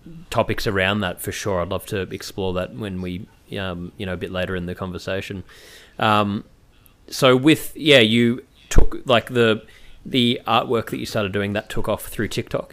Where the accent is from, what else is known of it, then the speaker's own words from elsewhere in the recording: Melbourne, Victoria, Australia; I'm from Melbourne as well, and I was back in Melbourne during the whole lockdown